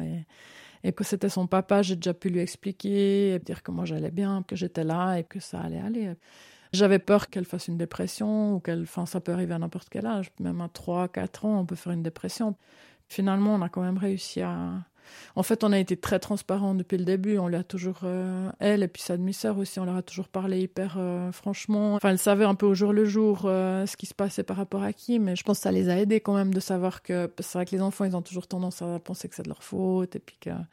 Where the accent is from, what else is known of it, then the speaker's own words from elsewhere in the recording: Lausanne, Vaud, Switzerland; moved away as an adult; also born or lived in Vevey / Solothurn / Bern / Italy; now in Canton of Fribourg, Switzerland; j'ai grandi à Vevey puis à Lausanne